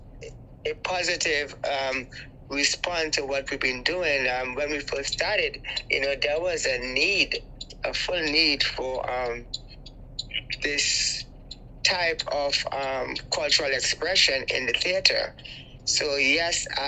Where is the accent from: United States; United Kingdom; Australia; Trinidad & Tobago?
Trinidad & Tobago; now in Toronto, Canada; I'm from Trinidad and Tobago